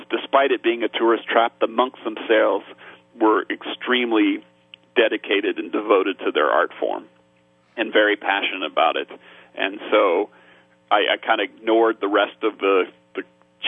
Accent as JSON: {"language": "English", "town": "Topeka", "region": "Kansas", "country": "United States", "tie": "born or raised there", "said": "I grew up in Topeka, Kansas"}